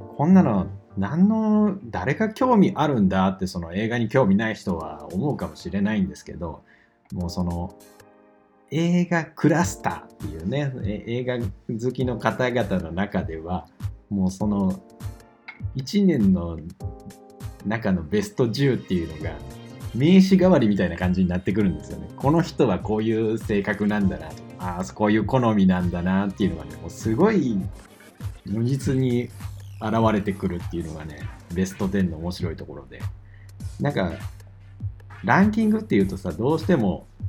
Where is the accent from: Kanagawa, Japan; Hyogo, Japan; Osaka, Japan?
Osaka, Japan; 地元の大阪の